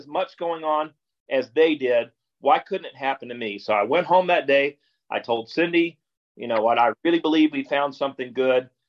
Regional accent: Fort Worth, Texas, United States; I'm from Fort Worth

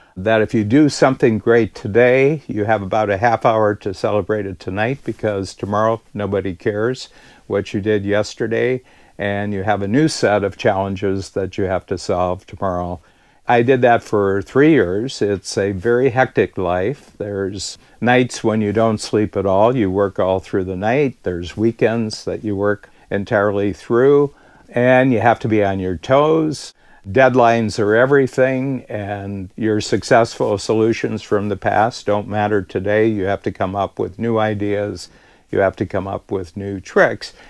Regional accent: United States; moved away as an adult; now in Toronto, Canada; I'm an American living in Toronto since the early 1970s

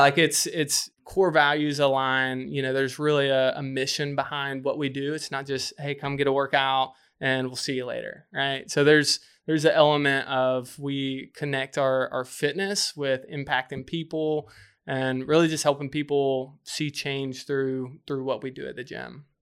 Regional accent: just north of Birmingham, Alabama, United States; moved away as an adult; now in Charleston, United States; grew up just north of Birmingham, Alabama

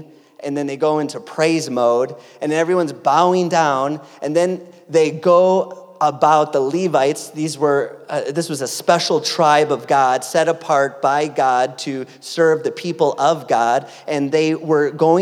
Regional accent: Greenfield, Wisconsin, United States; moved away; also born or lived in San Diego, California; ended up in my hometown of beautiful Greenfield, Wisconsin

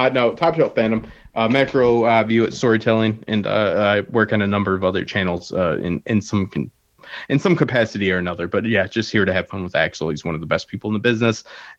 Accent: Detroit, Michigan, United States; Yeah, I'm from Detroit, where the water melts car parts.

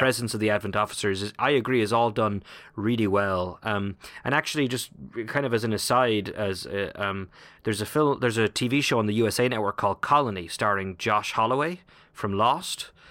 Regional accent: Ireland; moved away; as an Irishman

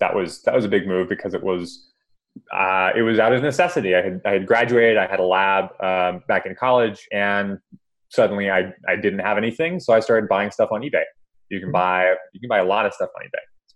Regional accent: Big Island of Hawaii, United States; I am from Hawaii. I grew up in Hawaii

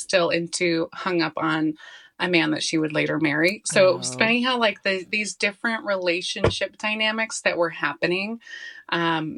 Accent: Colorado, United States; I'm born and raised in Colorado

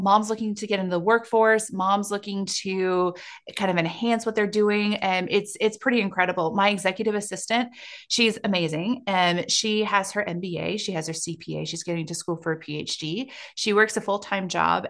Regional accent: South Dakota, United States; growing up in South Dakota where I grew up

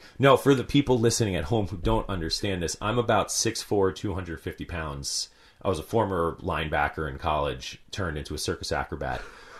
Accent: White Plains, New York, United States; moved away as an adult; also born or lived in Italy (ancestry); now in Portland, United States; I grew up in New York. Upstate? I grew up right around the New York City. Okay. White Plains.

